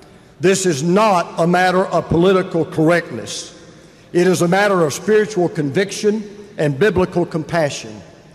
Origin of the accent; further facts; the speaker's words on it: Atlanta, Georgia, United States; the battle of my hometown, Atlanta, Georgia.